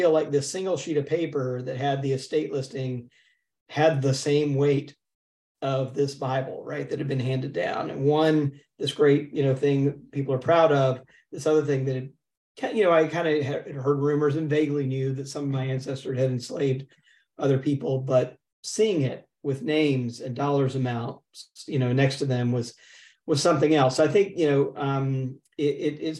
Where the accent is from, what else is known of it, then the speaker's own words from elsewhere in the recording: Jackson, Mississippi, United States; I grew up in Jackson, Mississippi for the most part, but my people, you know, as we say in the South, are from Middle Georgia